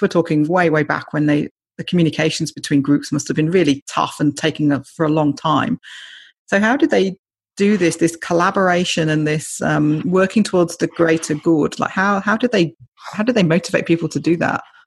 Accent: United Kingdom; I'm British

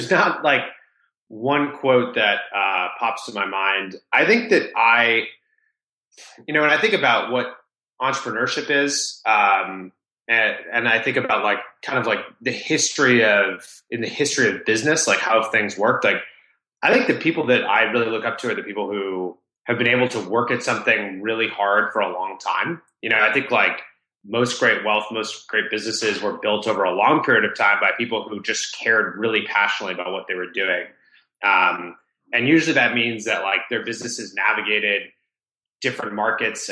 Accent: Rhode Island, United States; I grew up in Rhode Island, the smallest state in the US, the ocean state.

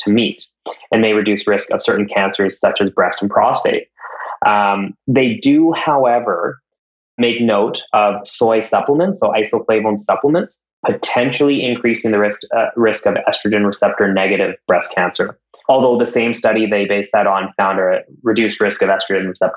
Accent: Canada; I'm Canadian

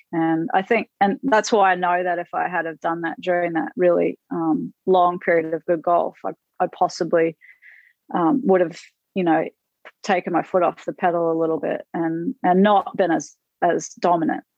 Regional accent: Queensland, Australia; now in Florida, United States; I'm a Queenslander

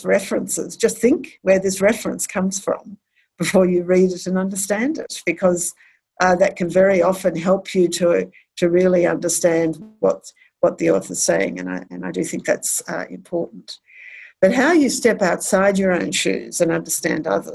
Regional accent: Australia; being Australian and having been educated in Australia and in the common law world

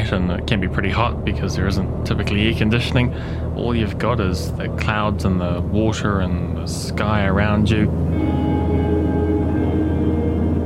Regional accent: Auckland, New Zealand; I was born in Middlemore Hospital

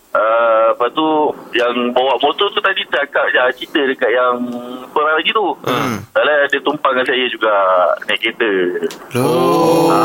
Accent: Segamat, Johor, Malaysia; Okey, uh, saya daripada Segamat

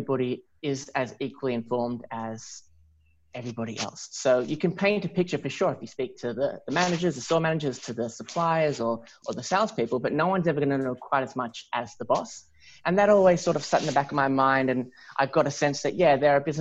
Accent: Melbourne, Victoria, Australia; I grew up in Melbourne

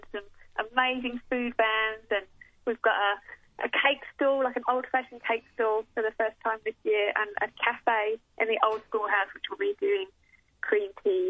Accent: Portsmouth, South East England, United Kingdom; From Portsmouth on the South Coast.

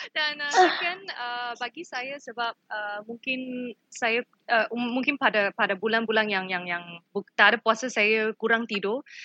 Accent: Malaysia; kita sebagai rakyat Malaysia

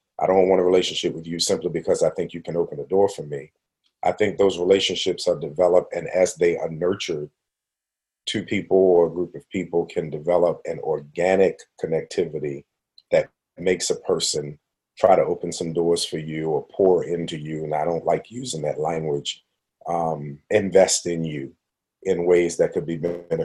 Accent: Baltimore, Maryland, United States; moved away as an adult; also born or lived in Western Pennsylvania; now in Pittsburgh, United States; I was from Baltimore, living in Western Pennsylvania

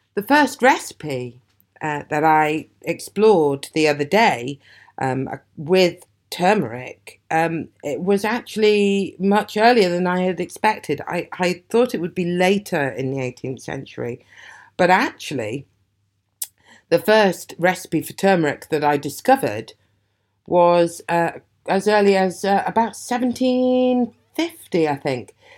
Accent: Aberdeen, Scotland, United Kingdom; moved away; I was born and brought up in Aberdeen

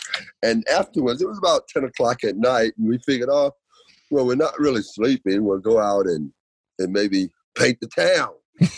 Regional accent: Danville, Virginia, United States; now in Australia; Oh, mate. Well, I recently went back to Danville, Virginia.

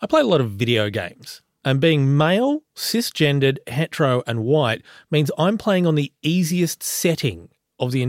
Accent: Australia; I was born in a very small country town.

